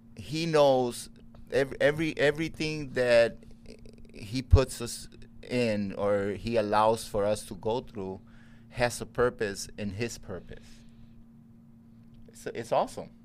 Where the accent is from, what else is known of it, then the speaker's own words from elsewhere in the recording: Puerto Rico; moved away as an adult; also born or lived in Chicago; I was raised in Puerto Rico